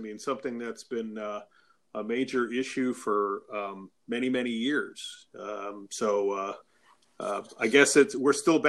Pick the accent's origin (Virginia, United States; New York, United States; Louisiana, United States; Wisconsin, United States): Wisconsin, United States; Milwaukee; happening in my hometown, Milwaukee, although there's hardly anybody here except those of us who live here.